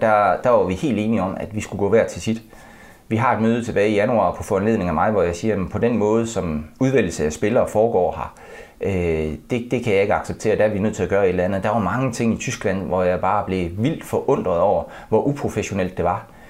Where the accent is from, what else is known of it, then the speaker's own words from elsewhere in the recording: Denmark; som dansker